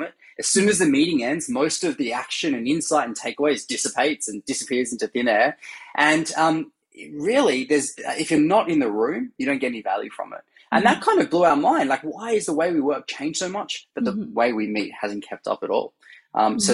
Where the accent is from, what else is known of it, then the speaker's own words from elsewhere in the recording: Australia; now in San Francisco, United States; I'm originally Australian, as you can hear, and now based in San Francisco